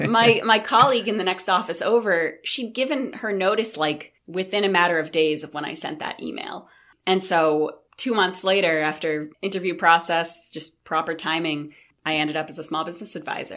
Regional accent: Brewer, Maine, United States; I grew up right in Brewer, Maine.

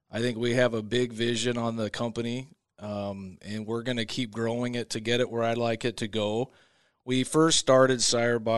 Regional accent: West Coast, United States; I come from the West Coast sometimes.

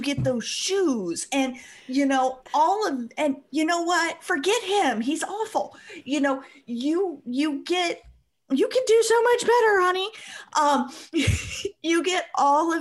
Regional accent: Midwest, United States; I'm cheap Midwesterner.

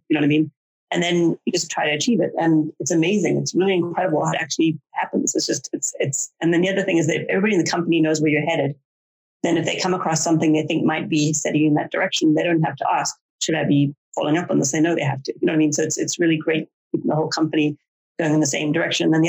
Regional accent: South Africa; moved away; I grew up in South Africa where people are a bit more crazy in general

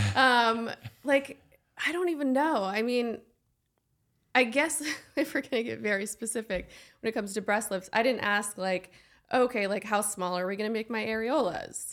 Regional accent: Nebraska, United States; moved away; also born or lived in Nashville; I come from Nebraska

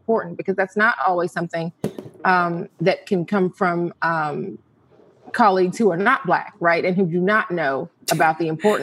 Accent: Atlanta, Georgia, United States; I am a native of Atlanta

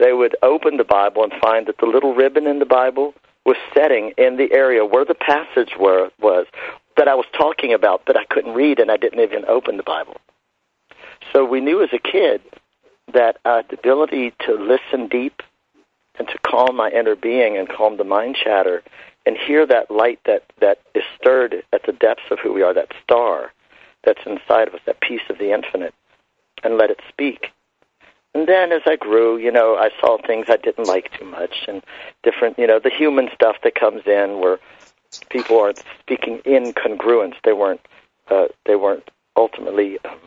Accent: Shenandoah Valley, Virginia, United States; was born actually in the Shenandoah Valley. I'm an Appalachian boy of Southern roots and Appalachian cultural heritage

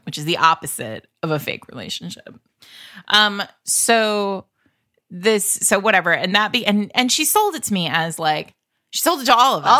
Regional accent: Rhode Island, United States; I grew up in Rhode Island where we, like, have the actual mob

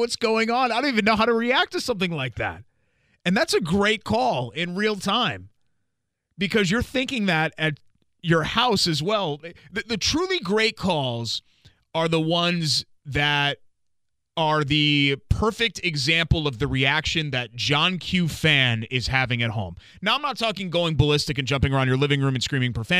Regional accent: Northeast, United States; now in Indiana, United States; Growing up in the Northeast

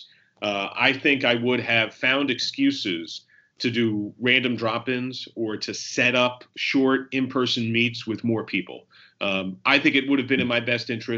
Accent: New Jersey, United States; also born or lived in New York; I was born in New York, raised in New Jersey.

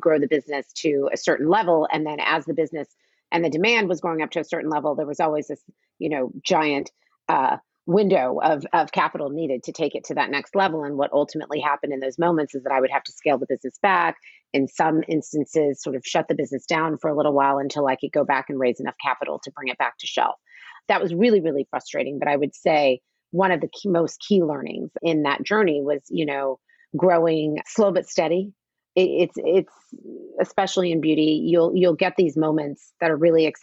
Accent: United States; my whole life growing up in the United States

